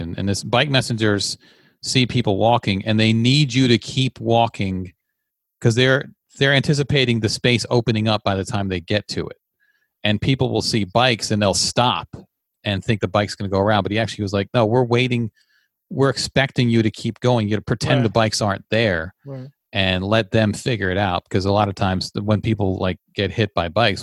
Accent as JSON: {"language": "English", "region": "Virginia", "country": "United States", "tie": "born or raised there", "also_born_or_lived": "New York", "moved": "yes", "said": "living in Virginia, growing up in Virginia"}